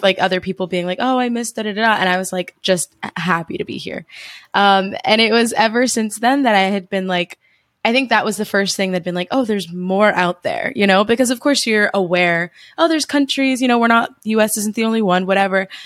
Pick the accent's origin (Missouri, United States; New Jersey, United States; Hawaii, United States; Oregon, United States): New Jersey, United States; moved away as an adult; I'm from New Jersey in the States